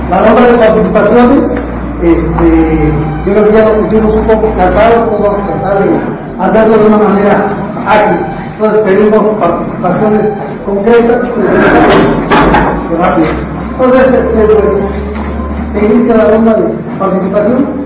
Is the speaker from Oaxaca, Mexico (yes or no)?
yes; Oaxaca, Mexico; como buenos oaxaqueños, compañeros, como buenos mixtecos